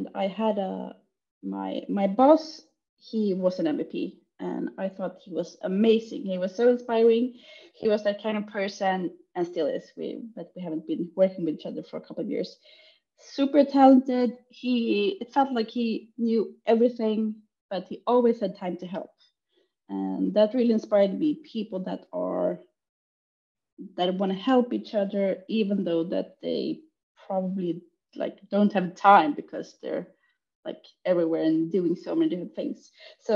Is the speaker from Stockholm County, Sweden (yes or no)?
yes; Stockholm, Stockholm County, Sweden; I'm from Stockholm, Sweden